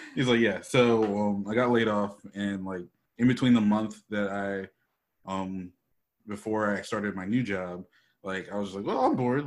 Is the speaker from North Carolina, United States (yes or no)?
yes; Charlotte, North Carolina, United States; moved away as an adult; also born or lived in New York City, New York; now in Los Angeles, United States; Then we moved to Charlotte, North Carolina, and that's where I finished growing up.